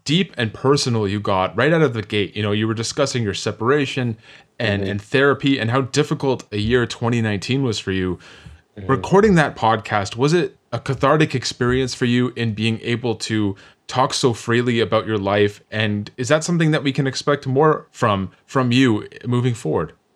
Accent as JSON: {"language": "English", "town": "Toronto", "region": "Ontario", "country": "Canada", "tie": "born or raised there", "said": "I myself was born and raised in Scarborough"}